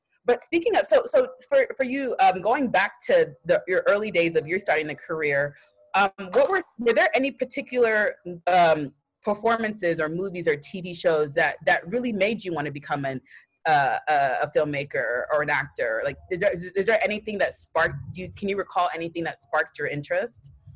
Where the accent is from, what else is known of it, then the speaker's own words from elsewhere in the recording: Texas, United States; I grew up in Texas, but um, my yeah, I was born in Texas